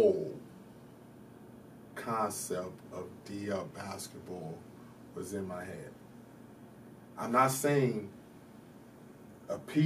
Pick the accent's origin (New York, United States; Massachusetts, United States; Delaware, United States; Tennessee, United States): New York, United States; growing up in New York